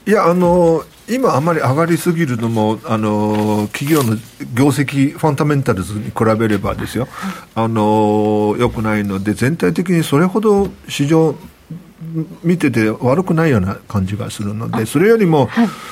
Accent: Nanjing, Jiangsu, China; now in Tokyo, Japan; 私はね生まれ育ったのが南京なんですけれども

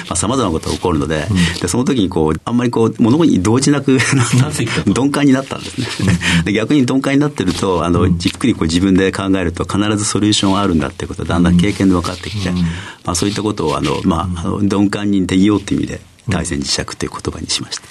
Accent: Akita, Japan; 秋田県の秋田市になります。

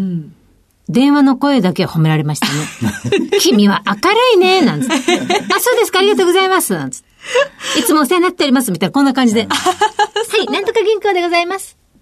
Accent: Mie, Japan; moved away as an adult; also born or lived in Tokyo; 三重県出身なんですけども

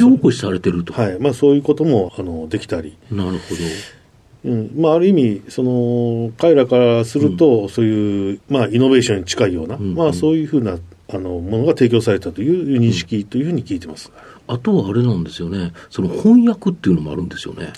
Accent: Osaka, Japan; 大阪ですね

